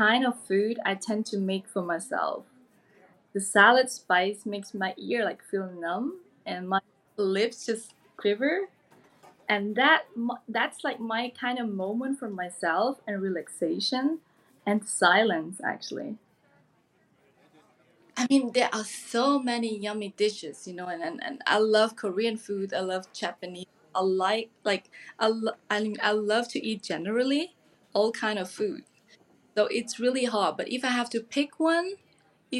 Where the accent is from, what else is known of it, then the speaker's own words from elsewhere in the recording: Switzerland; English is a second language; also born or lived in Thailand; now in Zurich, Switzerland; I was born in Thailand and grew up in Switzerland